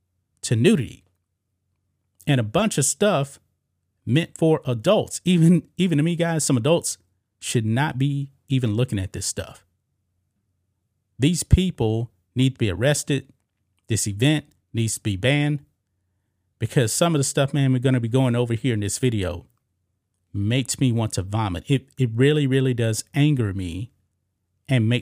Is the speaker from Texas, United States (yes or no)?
yes; Texas, United States; my home state of Texas